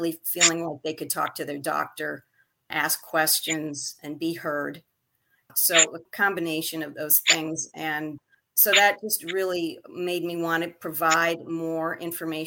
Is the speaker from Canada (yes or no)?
yes; Montreal, Quebec, Canada; now in Westbury, United States; My original birthplace was Montreal, Canada. So I was a Canadian by birth and eventually became a United States citizen